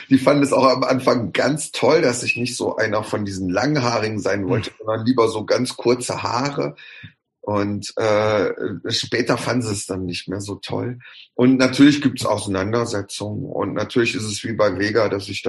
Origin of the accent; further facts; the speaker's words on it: Bottrop, North Rhine-Westphalia, Germany; Ich habe aber da, wo ich aufgewachsen bin, waren meine Cousins und Cousinen, die wohnten ein, zwei Häuser weiter. Da war die Straße voll mit, mit Bottropschen Ab Abkömmlingen.